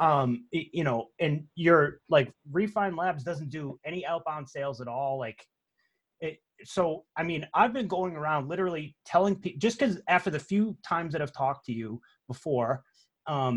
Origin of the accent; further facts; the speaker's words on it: Boston, Massachusetts, United States; moved away as an adult; now in Seattle, United States; I spent my whole life in Boston, but I moved to Seattle like 2 years ago